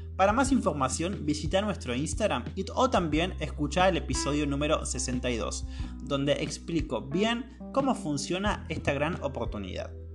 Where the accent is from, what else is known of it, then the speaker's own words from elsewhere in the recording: northern Patagonia, Argentina; now in Córdoba, Argentina; yo soy del norte de la Patagonia y estudié y vivo actualmente en la ciudad de Córdoba